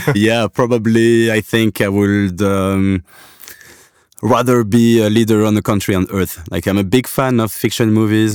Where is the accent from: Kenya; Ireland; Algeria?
Algeria; I come from, uh, from Algeria. I was, I was born in Africa.